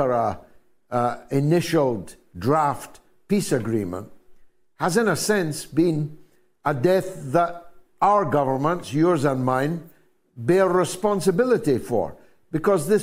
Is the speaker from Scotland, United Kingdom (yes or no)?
yes; Scotland, United Kingdom; I became his unlikely Scottish friend